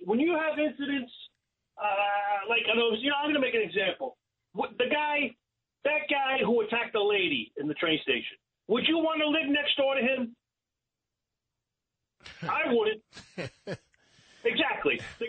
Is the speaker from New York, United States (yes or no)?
yes; New York City, New York, United States; I'm from Brooklyn.